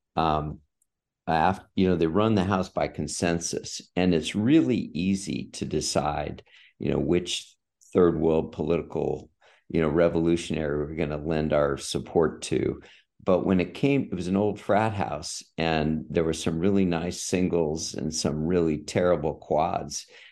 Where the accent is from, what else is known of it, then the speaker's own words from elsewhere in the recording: San Diego, California, United States; moved away as an adult; I grew up in San Diego.